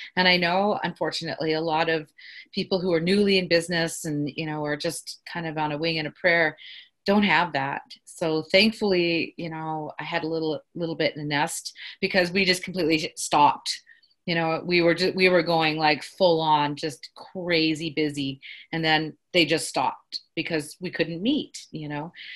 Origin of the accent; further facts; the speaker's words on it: Carcross, Yukon, Canada; now in Whitehorse, Canada; I'm from the Carcross Tagish First Nation